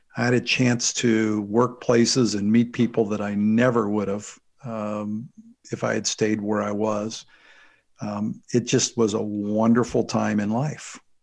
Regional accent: St. Louis, Missouri, United States; I was, uh, born and raised in the Saint Louis, Missouri area.

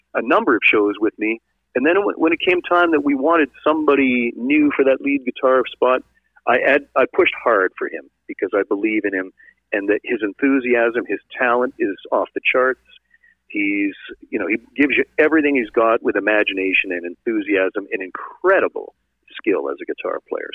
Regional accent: Sault Ste. Marie, Ontario, Canada; I'm originally from Sault Ste. Marie

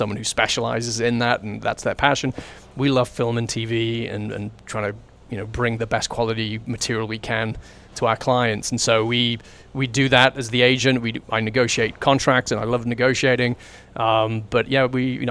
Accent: England, United Kingdom; moved away as an adult; now in Vancouver, Canada; I was brought up in England

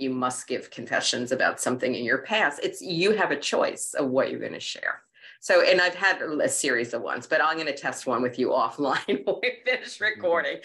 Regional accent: New York City, New York, United States; When I was a kid growing up in Queens

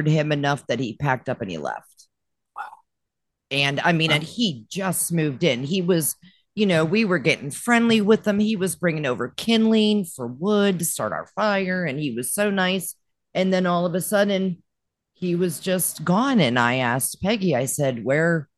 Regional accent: Western Pennsylvania, United States; also born or lived in Florida; now in Tennessee, United States; I was born and raised in Western Pennsylvania. No stoplight in our town.

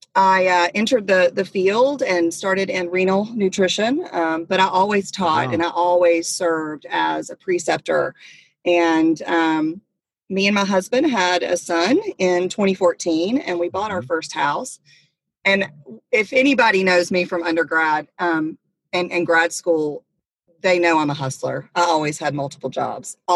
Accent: near Atlanta, Georgia, United States; I am a Southern girl. I was raised near Atlanta

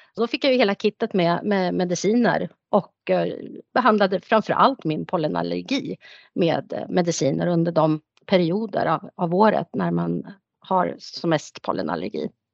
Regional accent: Nyköping, Södermanland, Sweden; moved away as an adult; also born or lived in Stockholm; jag är född och uppvuxen här i Nyköping men bodde många år i Stockholm

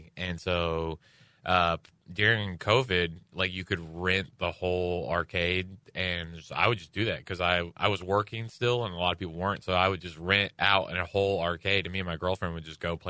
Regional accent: Houston, Texas, United States; And I'm from Houston, where it's 100 and 100, you know, 100 degrees and 100 degree humidity.

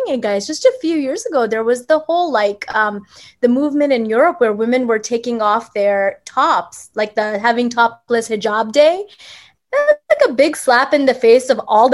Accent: Mississippi, United States; I grew up in the South in Mississippi

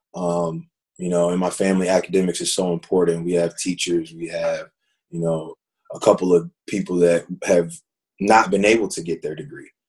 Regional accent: Fayetteville, North Carolina, United States; growing up, I'm from Fayetteville, North Carolina, and, and growing up in Fayetteville

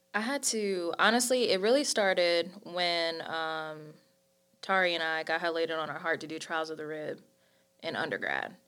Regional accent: High Point, North Carolina, United States; I'm from High Point, North Carolina.

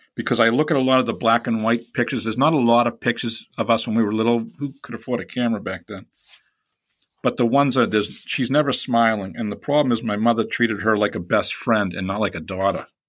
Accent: Boston, Massachusetts, United States; accent: East Coast; I'm from Boston, from Boston's Hyde Park section

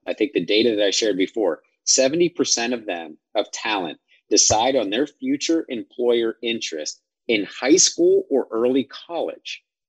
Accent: Midwest, United States; I was from the Midwest, from a rural area.

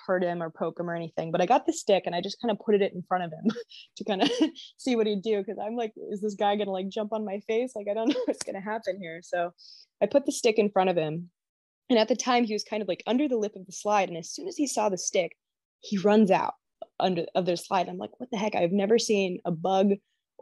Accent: Washington, United States; my home state

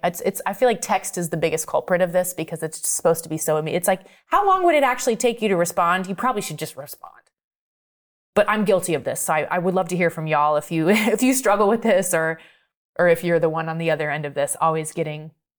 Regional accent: Maine, United States; I'm from Maine. Yeah.

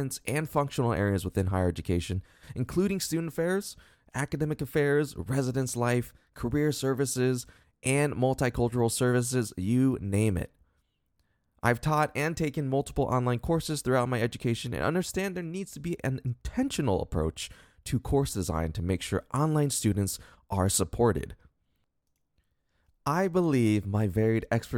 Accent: Columbus, Ohio, United States; moved away as an adult; now in Dallas, United States; I was born and raised in Columbus, Ohio, and have lived there for most of my life until recently when I moved to Dallas, Texas.

